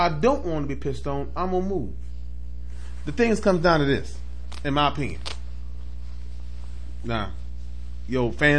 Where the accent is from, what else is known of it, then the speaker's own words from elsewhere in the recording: Mississippi, United States; You from down south? I'm from Mississippi. He from Alabama.